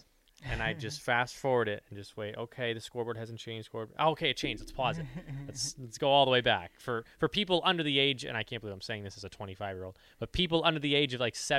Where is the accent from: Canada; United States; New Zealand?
United States; Midwest; So the games were on the Pacific side. I'm from the Midwest.